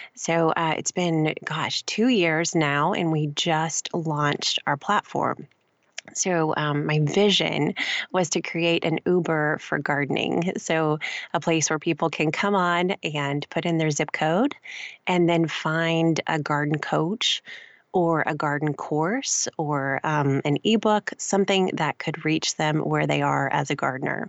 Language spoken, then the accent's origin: English; Gulf Coast of Mississippi, United States; moved away as an adult; also born or lived in Louisiana / Spartanburg, South Carolina / Houston, Texas; now in Chicago, United States; I grew up on the Gulf Coast of Mississippi